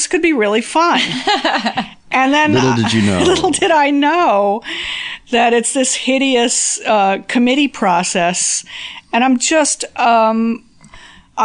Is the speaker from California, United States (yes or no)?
yes; San Diego, California, United States; also born or lived in New York; now in Los Angeles, United States; I'm from San Diego, so it wasn't as much of an adjustment for me